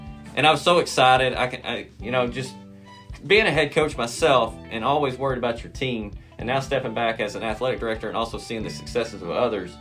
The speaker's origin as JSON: {"language": "English", "town": "Durant", "region": "Oklahoma", "country": "United States", "tie": "born or raised there", "said": "I am originally from Durant, graduated from Durant High School."}